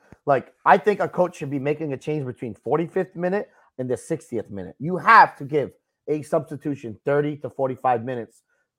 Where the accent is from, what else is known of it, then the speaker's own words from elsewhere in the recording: United States; we are fucking American